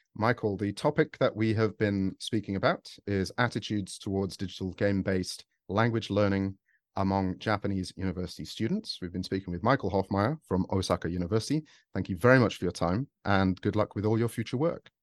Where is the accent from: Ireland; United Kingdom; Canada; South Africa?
United Kingdom; I'm British